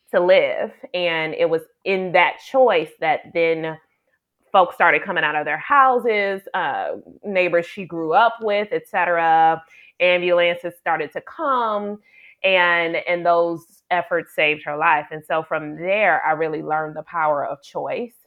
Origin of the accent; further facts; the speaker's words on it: Detroit, Michigan, United States; also born or lived in Ann Arbor, Michigan; Born and raised in Detroit, Michigan, Detroit a girl